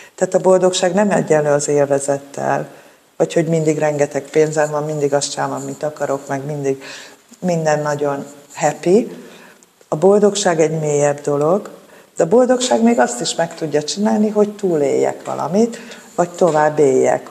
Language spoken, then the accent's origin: Hungarian; Budapest, Hungary; a Szél Kálmán térnél nőttem fel a Moszkva tér